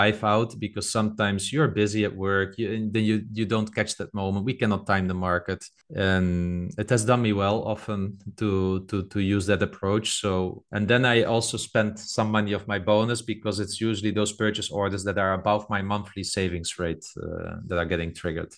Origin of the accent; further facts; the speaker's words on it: Netherlands; I'm from the Netherlands